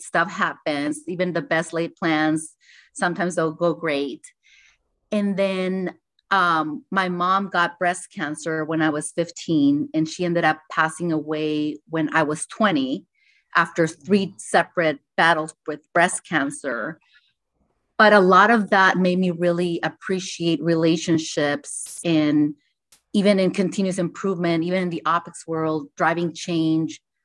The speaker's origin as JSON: {"language": "English", "town": "Tijuana", "region": "Baja California", "country": "Mexico", "tie": "born or raised there", "said": "I was born in Tijuana, and there's a lot of manufacturing there."}